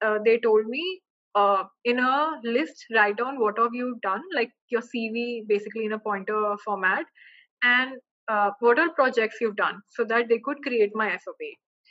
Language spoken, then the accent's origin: English; Delhi, India; moved away as an adult; also born or lived in Oxford; I am from SRCC or I am from Delhi